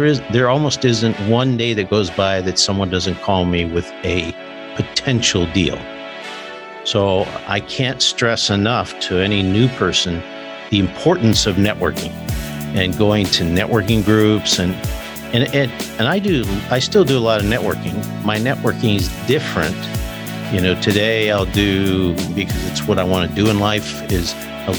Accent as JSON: {"language": "English", "town": "Globe", "region": "Arizona", "country": "United States", "tie": "born or raised there", "also_born_or_lived": "Flagstaff, Arizona", "said": "I'm an Arizona native. There's only about three of us. So born and raised in Arizona, born in Flagstaff, Arizona, grew up in the small town of Globe, Miami"}